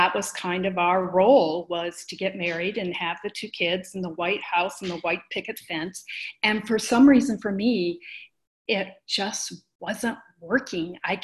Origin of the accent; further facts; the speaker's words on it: a suburb outside of Detroit, Michigan, United States; moved away as an adult; now in Colorado, United States; I grew up in Michigan, a suburb outside of Detroit